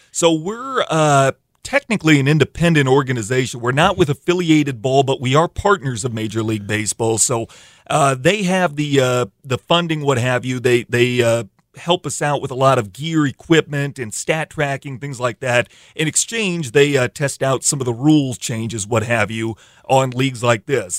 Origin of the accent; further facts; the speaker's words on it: Iowa, United States; now in Sioux Falls, United States; growing up in Iowa